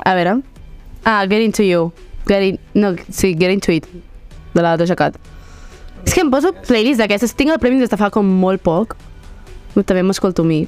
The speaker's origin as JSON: {"language": "Catalan", "town": "Barcelona", "region": "Catalonia", "country": "Spain", "said": "jo saps que sóc de Barna, saps que tu dius, és que sóc d'aquí"}